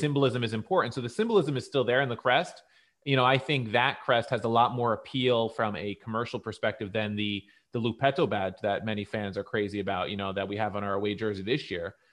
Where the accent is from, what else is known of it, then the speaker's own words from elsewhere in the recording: United States; as an American sports fan